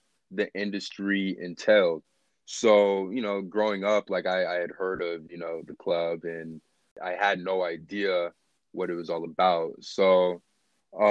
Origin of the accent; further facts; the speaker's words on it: Las Vegas, Nevada, United States; I'm born and raised here, so yeah, this is home plate